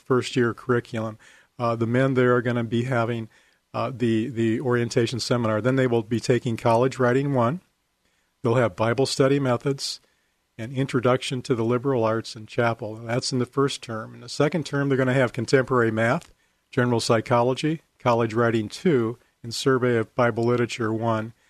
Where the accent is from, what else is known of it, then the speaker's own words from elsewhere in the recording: Oregon, United States; I was from Oregon